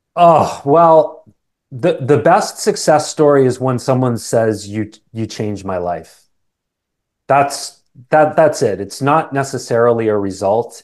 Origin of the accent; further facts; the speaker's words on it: Canada; accent: Canadian; also born or lived in England; I was born in England. My family, um, immigrated to Canada when I was just a young boy. Apparently, I had an accent for a little period of time, but that's long gone